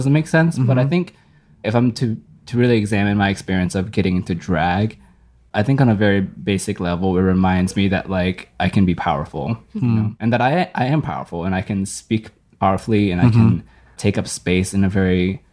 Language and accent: English; Fredericksburg, Virginia, United States; I grew up in Fredericksburg, Virginia